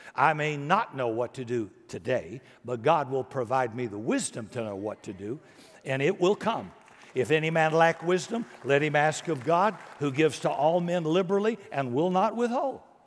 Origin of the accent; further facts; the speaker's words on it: United States; I was born in America